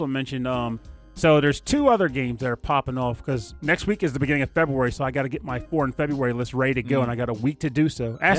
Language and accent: English; United Kingdom; And I'm British.